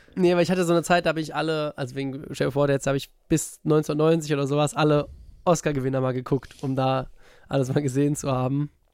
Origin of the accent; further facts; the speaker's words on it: near Frankfurt, Hesse, Germany; ich komme aus da, äh, in der Nähe von Frankfurt